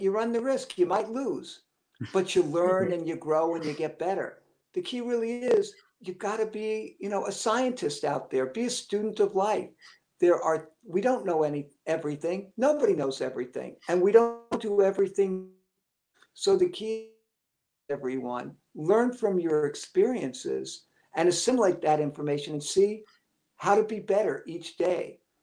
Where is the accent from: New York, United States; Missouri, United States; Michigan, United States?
New York, United States; New York City; I was born and raised in Brooklyn, uh, and everybody around me had very similar beliefs